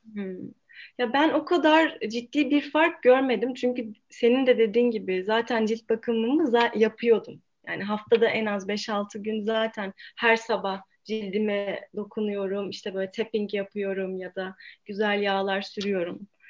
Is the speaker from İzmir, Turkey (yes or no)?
yes; İzmir, Turkey; moved away as an adult; now in Ankara, Turkey